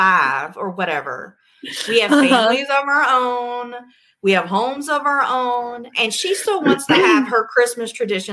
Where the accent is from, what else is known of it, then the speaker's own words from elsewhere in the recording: Virginia, United States; accent: Southern; now in Arizona, United States; I was raised in Virginia and moved out here, but the Southern never leaves.